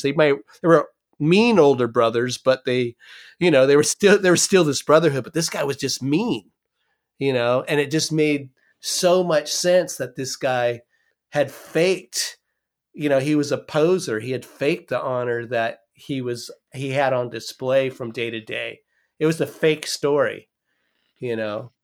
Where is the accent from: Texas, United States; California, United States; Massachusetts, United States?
California, United States; I'm from California